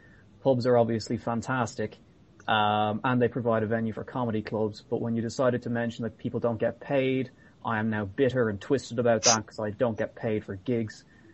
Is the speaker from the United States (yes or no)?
no; Ireland